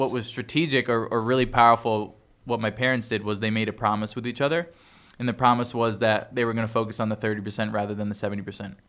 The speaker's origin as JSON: {"language": "English", "town": "Toms River", "region": "New Jersey", "country": "United States", "tie": "born or raised there", "also_born_or_lived": "Bayville, New Jersey", "moved": "as an adult", "said": "I grew up in Jersey"}